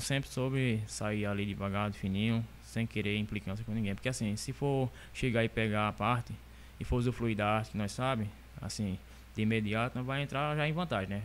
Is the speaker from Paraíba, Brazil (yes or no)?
yes; São Sebastião do Umbuzeiro, Paraíba, Brazil; now in Monteiro, Brazil; eu sou aqui de São Sebastião, São Sebastião do Buzeiro. Aí vim morar aqui em Monteiro, tá com 12 anos